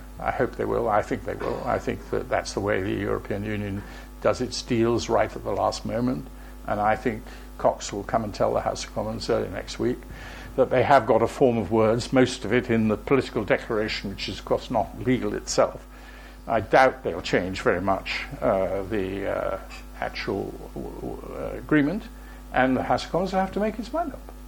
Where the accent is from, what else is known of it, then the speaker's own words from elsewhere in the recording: Plymouth, South West England, United Kingdom; also born or lived in Wales; the city in which I was born, although I'm Welsh, but I am a Plymouthian